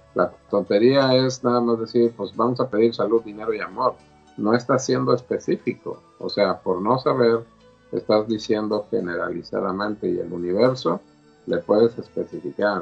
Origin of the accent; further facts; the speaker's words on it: Mexico; yo como mexicano y como todos los mexicanos somos ritualeros